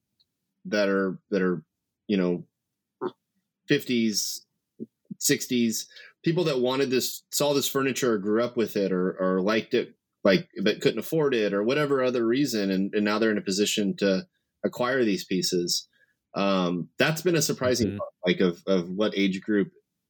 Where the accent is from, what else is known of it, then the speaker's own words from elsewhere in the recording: Bakersfield, California, United States; moved away as an adult; now in Ventura, United States; I was born and raised in Bakersfield